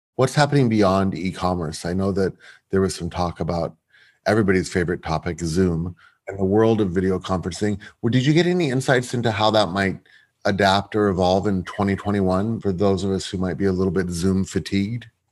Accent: London, United Kingdom; moved away; I am still a Londoner at heart very much.

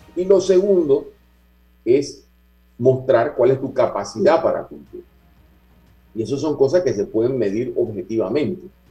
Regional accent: Panama; como panameños

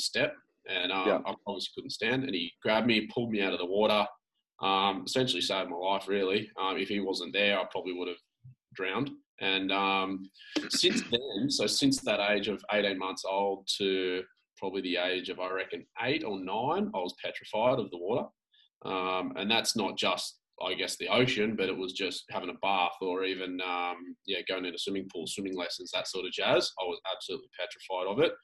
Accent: Sydney, New South Wales, Australia; I grew up in Sydney on the Northern Beaches

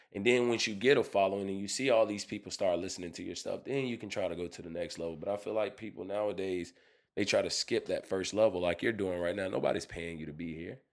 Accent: United States; I'm an American. I was born, I wasn't born in Africa.

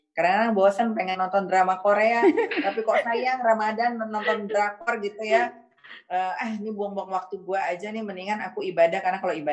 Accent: Padang, West Sumatra, Indonesia; now in Japan; saya sebenarnya orang Padang ya, tapi kadang-kadang konsep orang Jawa tuh benar.

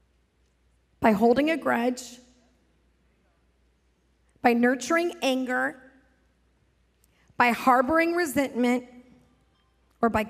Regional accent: South Lake Tahoe, California, United States; also born or lived in Pasadena, California; I grew up in South Lake Tahoe, but I went to high school in LA, Pasadena area

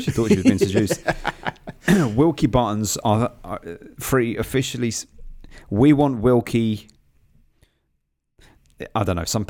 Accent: England, United Kingdom; because we're from England.

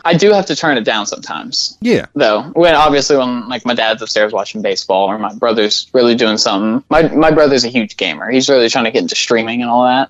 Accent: Little Rock, Arkansas, United States; we're from Little Rock.

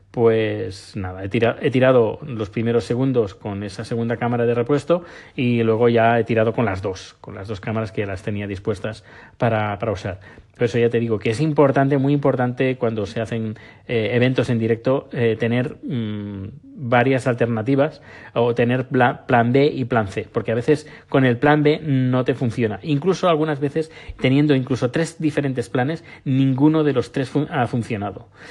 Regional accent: Barcelona, Catalonia, Spain; moved away as an adult; now in Sweden; yo soy de Barcelona.

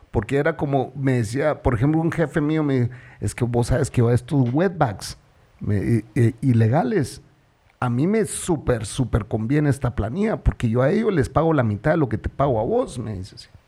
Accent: Guatemala; vos siendo eh, guatemalteco escuchás esto y yo nunca lo escuché, ¿verdad?

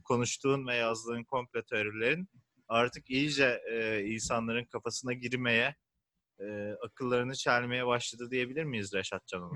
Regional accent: İzmir, Turkey; bir İzmirli olarak

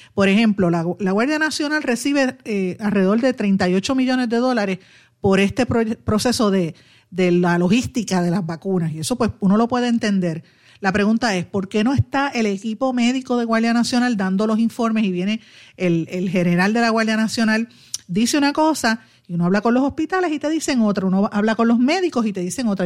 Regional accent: Puerto Rico; todos como puertorriqueños

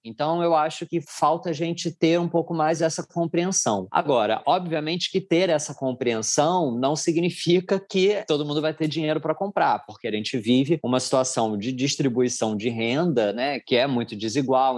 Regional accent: Rio de Janeiro, Brazil; eu também sou carioca

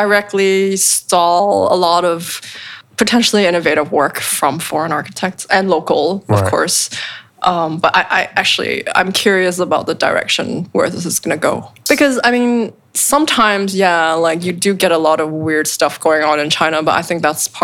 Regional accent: Canada; also born or lived in United States; now in Hong Kong; I'm actually Canadian Chinese living in Hong Kong

